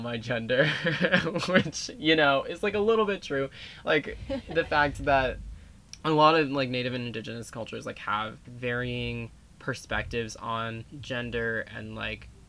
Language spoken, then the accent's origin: English; Virginia, United States; growing up in Virginia